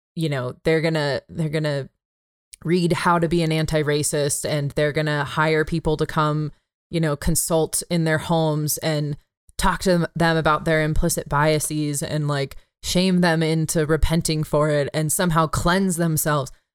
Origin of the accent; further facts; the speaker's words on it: San Jose, California, United States; my hometown of San Jose